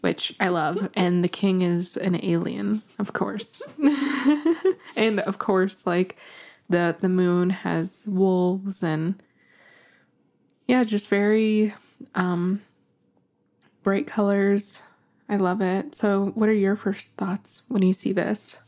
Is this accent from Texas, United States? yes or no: no; New Mexico, United States; I'm from New Mexico